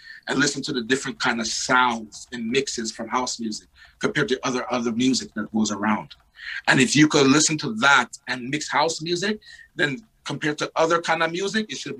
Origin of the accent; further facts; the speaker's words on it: Montreal, Quebec, Canada; moved away; also born or lived in Toronto; Because even living in Toronto and coming from Montreal, I had to adapt into that.